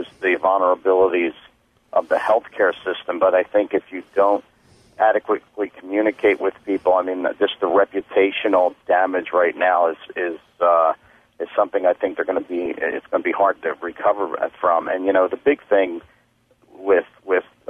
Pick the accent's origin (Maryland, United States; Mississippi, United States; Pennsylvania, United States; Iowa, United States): Pennsylvania, United States; Philadelphia; moved away; I'm originally from Philadelphia, and that's where I was doing the performances